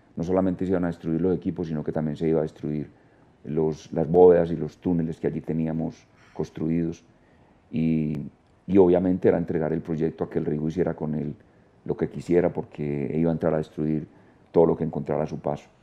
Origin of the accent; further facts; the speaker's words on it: Guatapé, Antioquia, Colombia; Yo soy de Guatapé, nací en Guatapé